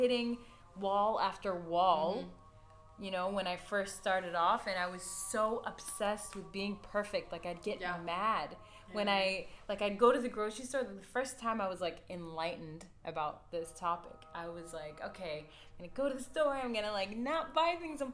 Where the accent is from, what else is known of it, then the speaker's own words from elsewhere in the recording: United States; now in Kuwait; we're half American and we grew up in the States